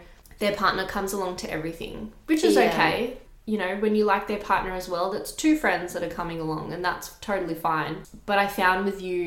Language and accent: English; Australia; because I am from Australia and I've grown up here